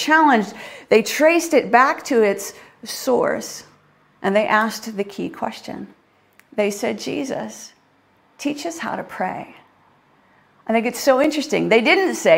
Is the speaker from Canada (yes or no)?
yes; Canada; now in United Kingdom; Being a Canadian